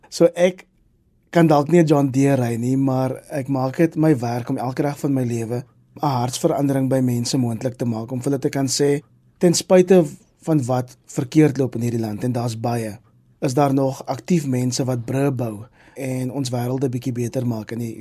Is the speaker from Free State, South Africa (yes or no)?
no; Kraaifontein, Western Cape, South Africa; also born or lived in Mitchells Plain; Ek is in Mitchells Plain op die Kaapse vlakte gebore, maar ek het die grootste deel van my lewe in Kraaifontein groot geword.